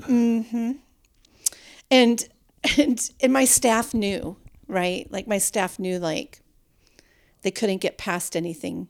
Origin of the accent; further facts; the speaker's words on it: Minnesota, United States; now in Texas, United States; we grew up in Minnesota